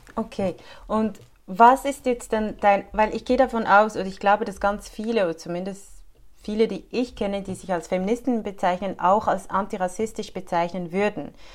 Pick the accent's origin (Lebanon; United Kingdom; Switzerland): Switzerland; bei uns in der Schweiz